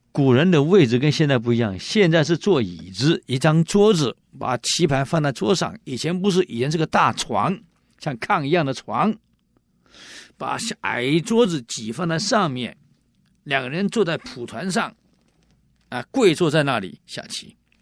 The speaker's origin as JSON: {"language": "Chinese", "country": "Taiwan", "said": "我们闽南人有一句，我们台湾人有一句话啊，一种米养百种人"}